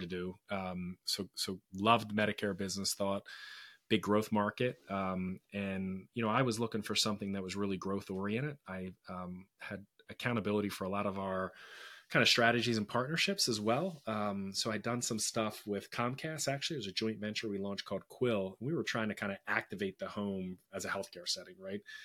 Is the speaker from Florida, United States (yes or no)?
no; Philadelphia, Pennsylvania, United States; I was born and raised in Philadelphia